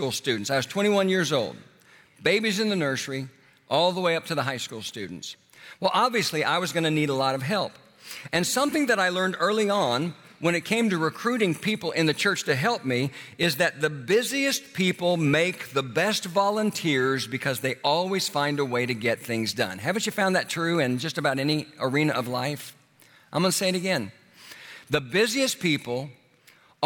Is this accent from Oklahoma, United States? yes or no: yes; Oklahoma, United States; moved away as an adult; also born or lived in Houston, Texas; my hometown in Oklahoma